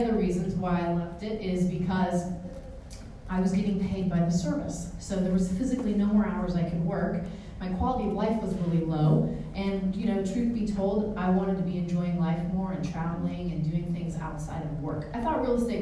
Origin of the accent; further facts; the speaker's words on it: San Francisco Bay Area, Northern California, United States; I'm from Northern California in the San Francisco Bay Area